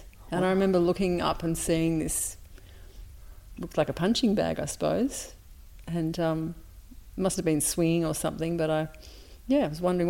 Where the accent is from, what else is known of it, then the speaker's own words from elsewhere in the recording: Melbourne, Victoria, Australia; also born or lived in Sydney; I was born in Sydney, and we moved to Melbourne when I was 2. And I went to school here in Melbourne. And then in the early 70s, my parents decided to move to the country.